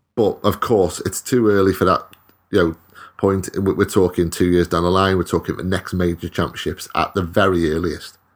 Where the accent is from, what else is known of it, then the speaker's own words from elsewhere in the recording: Wales, United Kingdom; I'm Welsh.